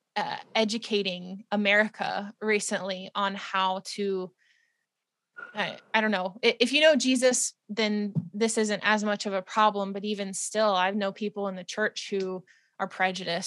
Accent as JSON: {"language": "English", "region": "West Virginia", "country": "United States", "tie": "born or raised there", "said": "I grew up in West Virginia"}